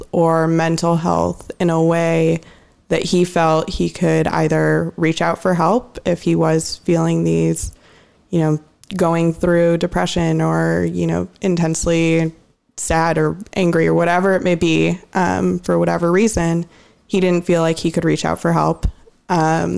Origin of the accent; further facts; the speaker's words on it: Mercer Island, Washington, United States; moved away as an adult; also born or lived in Southern California; I grew up on Mercer Island